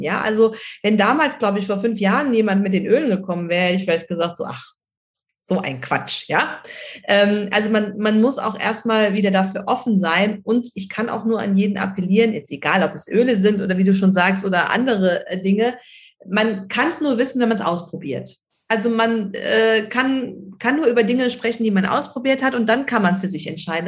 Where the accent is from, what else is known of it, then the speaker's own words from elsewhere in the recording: Germany; hier bei uns in Deutschland